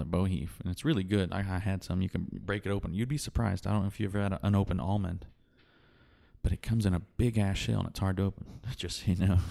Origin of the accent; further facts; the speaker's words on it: West Texas, United States; I grew up here in West Texas